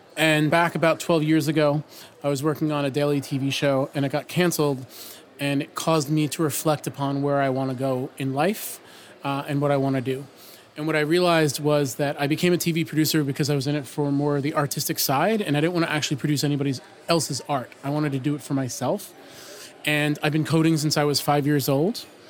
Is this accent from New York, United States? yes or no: yes; New York City, New York, United States; from New York City